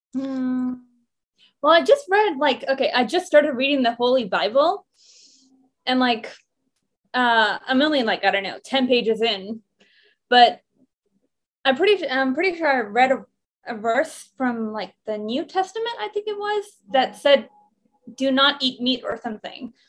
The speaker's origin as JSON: {"language": "English", "country": "Iran", "tie": "born or raised there", "moved": "yes", "lives_now": "Sydney, Australia", "said": "when I was born in Iran"}